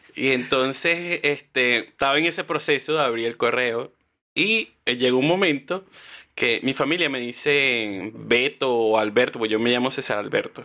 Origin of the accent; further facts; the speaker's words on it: Valle de la Pascua, Guárico, Venezuela; moved away as an adult; also born or lived in Caracas / Puerto La Cruz; now in Chile; soy de Guárico. Yo, bueno, te voy a decir, yo nací en Caracas, pero como a los, no sé, mi mamá me dice como a los tres días me fui para Vallela, me llevaron para Vallela Pascua, que es en Guárico